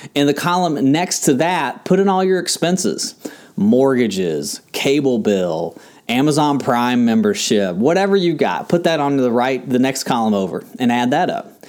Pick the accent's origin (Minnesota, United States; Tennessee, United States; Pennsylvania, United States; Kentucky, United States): Kentucky, United States; now in Tampa, United States; where I grew up in Kentucky